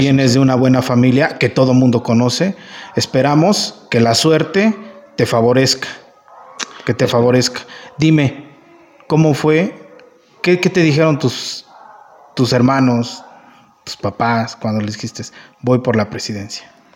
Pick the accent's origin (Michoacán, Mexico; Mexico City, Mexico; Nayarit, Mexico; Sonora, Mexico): Michoacán, Mexico; La Piedad; yo soy de La Piedad